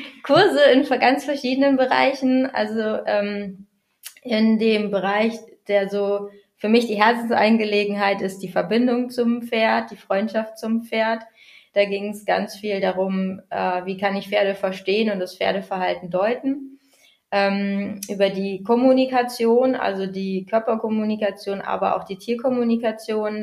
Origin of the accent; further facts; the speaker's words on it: Bad Bentheim, Lower Saxony, Germany; ich äh, komme aus Bad Bentheim, da wohne ich derzeit an der niederländischen Grenze direkt